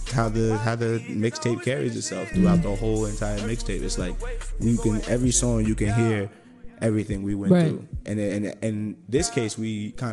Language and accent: English; New York, United States; moved away; also born or lived in Georgia; me and Seth, we both lived in Georgia as well. We grew up in New York, but we both lived in Georgia.